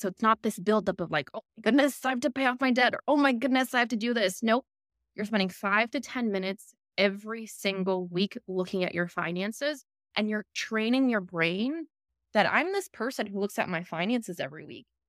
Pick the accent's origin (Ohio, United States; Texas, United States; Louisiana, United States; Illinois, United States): Illinois, United States; Chicago; moved away as an adult; also born or lived in Philippines; now in Australia; I'm from Chicago. I grew up in Chicago.